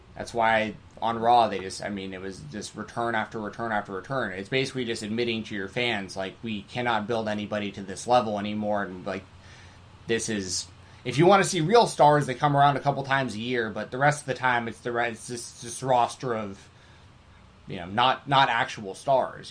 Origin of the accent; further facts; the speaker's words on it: Atlanta, Georgia, United States; I grew up in Atlanta